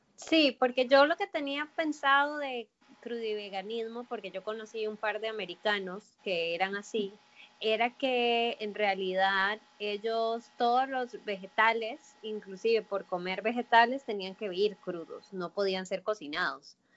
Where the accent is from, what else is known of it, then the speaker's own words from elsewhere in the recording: Costa Rica; como buena tica